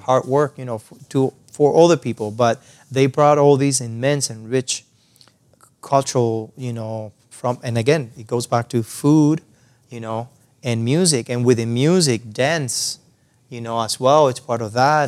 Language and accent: English; Cuba; English is a second language; moved away as an adult; also born or lived in San Antonio de los Baños, Cuba; now in Canada; I was born and raised in Cuba.